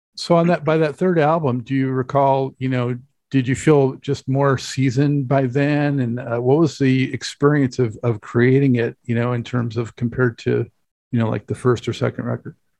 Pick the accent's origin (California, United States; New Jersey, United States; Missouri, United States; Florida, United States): California, United States; Los Angeles; I'm from Los Angeles